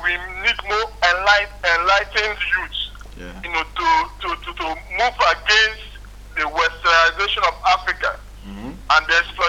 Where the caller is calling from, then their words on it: Zaporizhzhia, Zaporizhzhia Oblast, Ukraine; calling from Zaporizhia, Ukraine